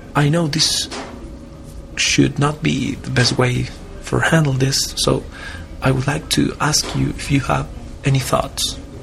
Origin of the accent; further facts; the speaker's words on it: Santiago, Santiago Metropolitan Region, Chile; English is a second language; I'm from Santiago, Chile. Yes, South America.